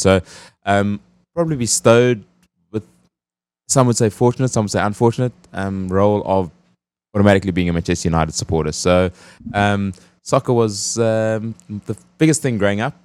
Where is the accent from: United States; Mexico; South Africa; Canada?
South Africa; moved away; As a South African